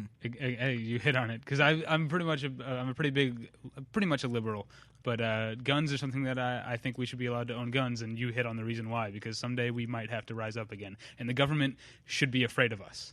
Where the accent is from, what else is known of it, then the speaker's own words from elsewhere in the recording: Missouri, United States; I'm from Missouri